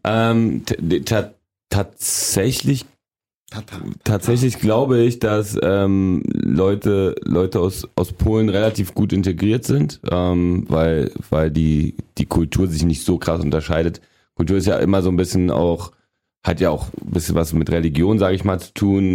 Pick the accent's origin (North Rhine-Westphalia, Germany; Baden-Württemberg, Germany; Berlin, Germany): Berlin, Germany; also born or lived in a communist dictatorship (unnamed country); bin mit sechseinhalb nach West-Berlin damals gekommen